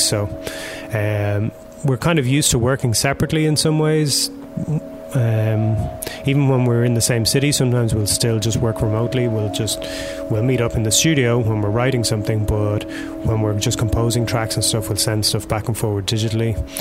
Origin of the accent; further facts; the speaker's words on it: Ireland; moved away as an adult; now in Berlin, Germany; growing up in Ireland